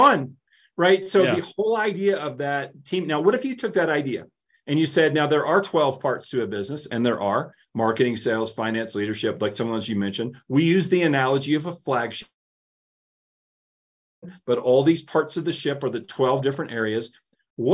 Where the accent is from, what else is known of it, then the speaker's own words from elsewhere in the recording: Tennessee, United States; I grew up in Tennessee